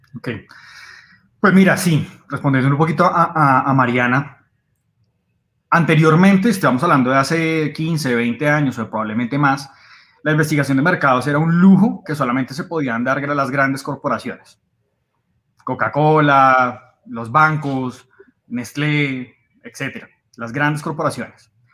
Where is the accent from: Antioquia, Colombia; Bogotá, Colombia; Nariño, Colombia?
Bogotá, Colombia; bogotano, 34 años